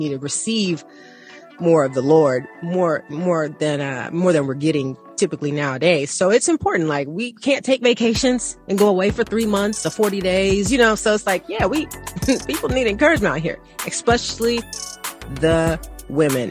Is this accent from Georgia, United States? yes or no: yes; Atlanta, Georgia, United States; when I was growing up in Atlanta, we are taught to pray for people